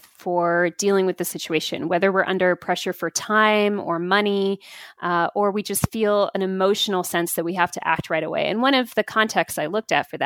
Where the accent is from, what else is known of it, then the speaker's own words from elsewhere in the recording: United States; being an American myself